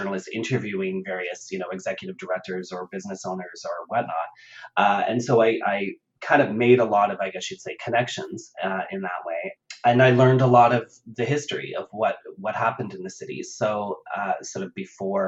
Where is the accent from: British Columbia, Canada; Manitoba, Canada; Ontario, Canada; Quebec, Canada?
Ontario, Canada; Ottawa; I grew up in Ottawa and in Canada in the suburbs